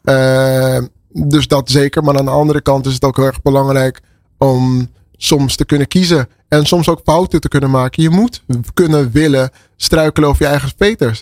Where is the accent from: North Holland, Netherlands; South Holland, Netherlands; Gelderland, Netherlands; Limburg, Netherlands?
North Holland, Netherlands; Amsterdam; Ik ben geboren en getogen in Amsterdam.